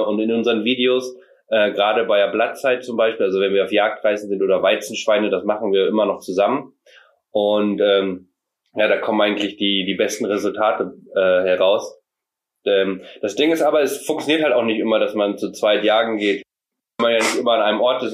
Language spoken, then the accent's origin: German; Meiersberg, Mecklenburg-Vorpommern, Germany; wir kommen aus Meiersberg. Das liegt in Mecklenburg-Vorpommern.